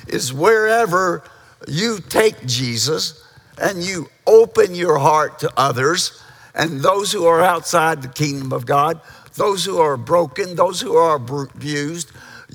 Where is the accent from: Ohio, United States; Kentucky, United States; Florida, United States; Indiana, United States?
Kentucky, United States; moved away as an adult; I grew up in Kentucky.